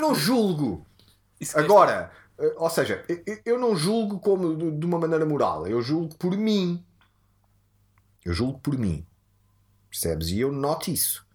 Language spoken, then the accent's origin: Portuguese; Odivelas, Lisbon, Portugal; born or raised there